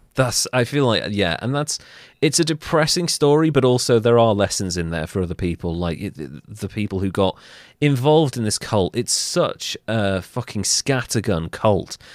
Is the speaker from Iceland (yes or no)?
no; United Kingdom